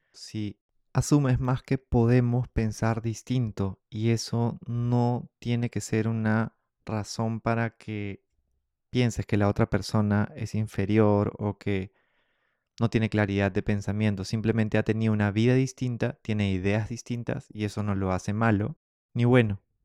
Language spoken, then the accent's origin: Spanish; Peru; todos somos peruanos